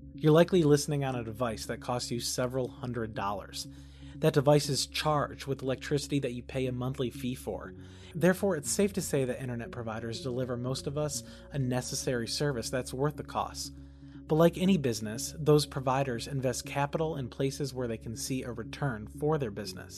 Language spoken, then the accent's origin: English; Kentucky, United States